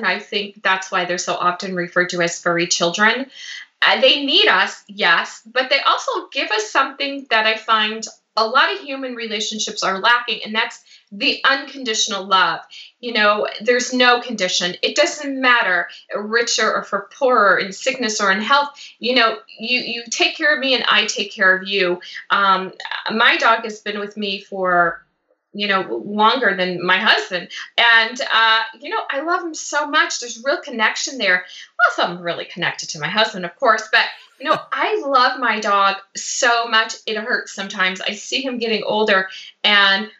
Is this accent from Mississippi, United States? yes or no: no; Chicago, Illinois, United States; moved away as an adult; now in Los Angeles, United States; I was born and raised in Chicago